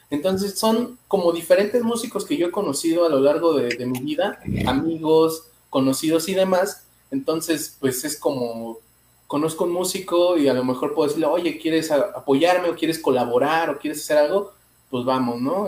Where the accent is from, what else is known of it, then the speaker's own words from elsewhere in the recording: Mexico City, Mexico; Soy de la Ciudad de México